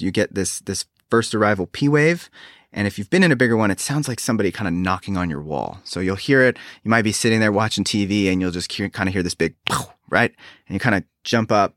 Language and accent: English; Reno, Nevada, United States; now in South Carolina, United States; I grew up on the West Coast in Reno, Nevada